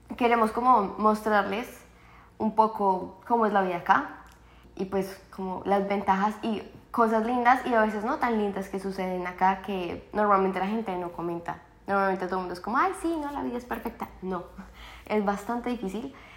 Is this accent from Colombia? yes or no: yes; Colombia; moved away as an adult; also born or lived in Toronto, Canada; now in London, Canada; la colombiana